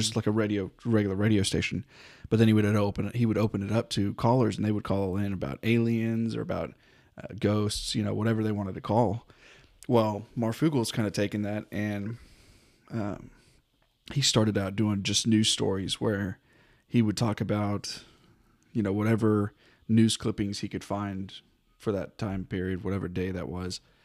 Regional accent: North Texas, United States; I was born in North Texas, kinda raised in North Texas

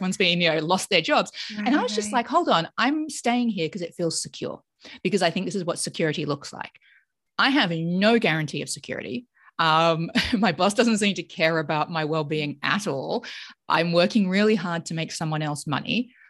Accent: Australia; moved away as an adult; also born or lived in United Kingdom; now in United States; I grew up in Australia, but my parents were not Australian. So my father's English and my mother was from Mauritius

